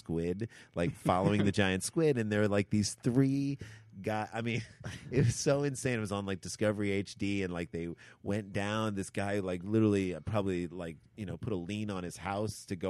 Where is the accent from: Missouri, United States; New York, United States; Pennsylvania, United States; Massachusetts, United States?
Missouri, United States; St. Louis; we grew up in the Midwest, St. Louis